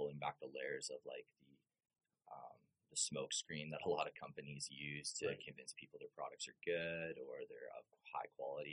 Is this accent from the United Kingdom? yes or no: no; Regina, Saskatchewan, Canada; also born or lived in Medicine Hat / Lethbridge; born and raised in Regina, Saskatchewan